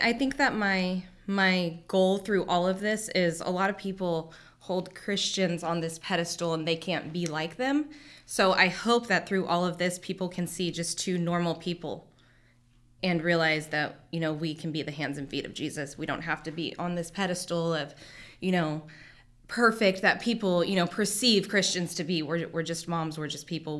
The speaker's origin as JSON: {"language": "English", "town": "Hanford", "region": "California", "country": "United States", "tie": "born or raised there", "said": "I was born and raised here in Hanford."}